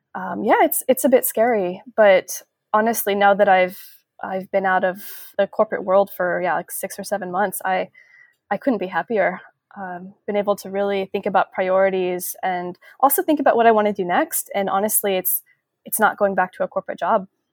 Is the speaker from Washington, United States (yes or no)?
yes; a suburb outside of Seattle, Washington, United States; born or raised there; moved away as an adult; also born or lived in San Francisco Bay Area; now in San Francisco, United States